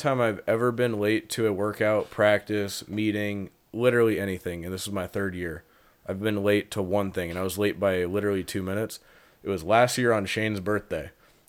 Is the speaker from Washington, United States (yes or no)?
yes; Monroe, Washington, United States; moved away; I'm from Monroe, Washington.